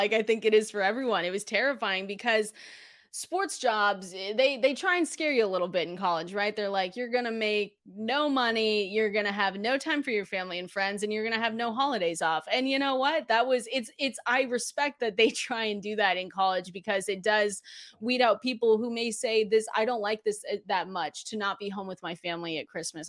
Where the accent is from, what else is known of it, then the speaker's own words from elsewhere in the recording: Seattle, Washington, United States; I'm from Seattle, Washington